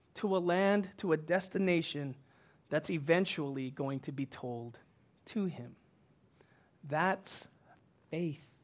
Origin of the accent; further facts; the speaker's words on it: Houston, Texas, United States; moved away as an adult; now in Los Angeles, United States; I grew up in Houston